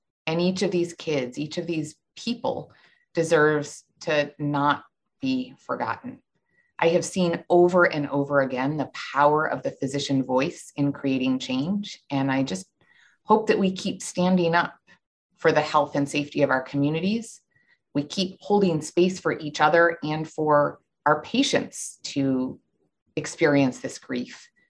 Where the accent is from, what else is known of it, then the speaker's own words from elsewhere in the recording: Buffalo, New York, United States; moved away; I'm from Buffalo originally